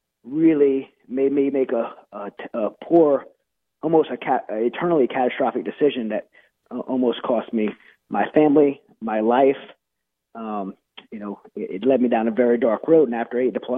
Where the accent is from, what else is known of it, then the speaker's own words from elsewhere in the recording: Louisiana, United States; I'm from Louisiana